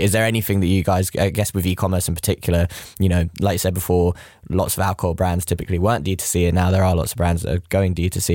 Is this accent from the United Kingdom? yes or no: yes; London, United Kingdom; I'm, I'm from West London.